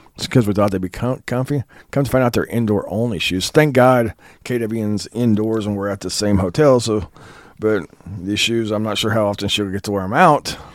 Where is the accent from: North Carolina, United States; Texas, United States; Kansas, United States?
Kansas, United States; I'm from Kansas